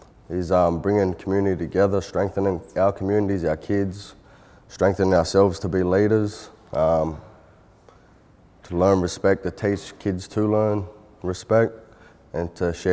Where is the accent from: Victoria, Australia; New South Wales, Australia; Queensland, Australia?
New South Wales, Australia; Sydney; Family's from the South Coast and Northwest, New South Wales, but I was born and raised in Sydney, a place called La Perouse